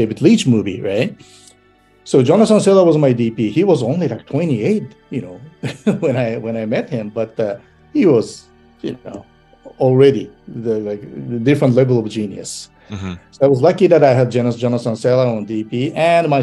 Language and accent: English; Japan; English is a second language; moved away; also born or lived in Australia; I came all the way from Japan